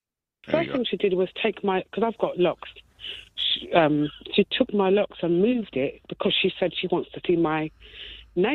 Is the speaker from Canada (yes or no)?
no; United Kingdom; I'm born here, but African heritage.